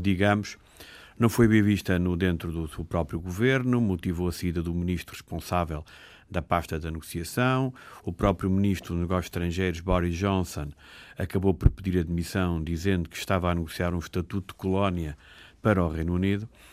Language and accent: Portuguese; Portugal; nós, somos portugueses